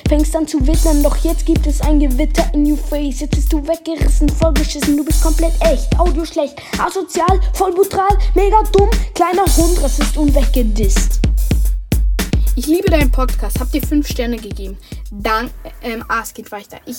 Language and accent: German; St. Gallen, Switzerland; born there; Aus der Schweiz. Also ich bin in der Schweiz geboren. Ich sage jetzt mal, in der Schweiz haben wir statt Bundesländer, Kantone und ich bin im Kanton St. Gallen geboren.